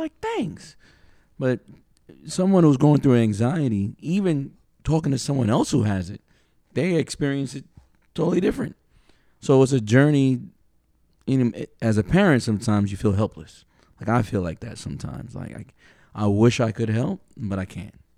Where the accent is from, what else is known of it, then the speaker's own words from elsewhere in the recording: New York City, New York, United States; we're from New York City